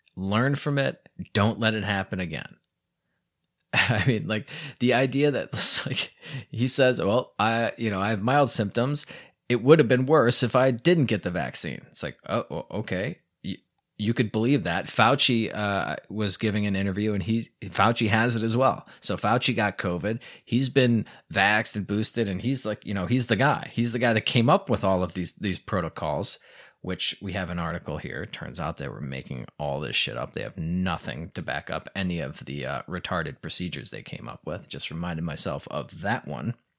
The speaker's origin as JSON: {"language": "English", "country": "United States", "moved": "yes", "lives_now": "Mexico", "said": "I'm American"}